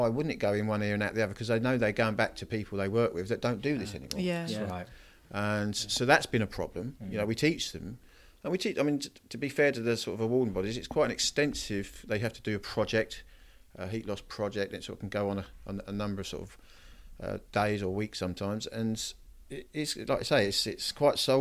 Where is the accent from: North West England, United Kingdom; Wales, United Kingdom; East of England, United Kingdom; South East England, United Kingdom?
East of England, United Kingdom; Norwich; now in Ipswich, United Kingdom; I grew up near Norwich, and I now live in sort of Ipswich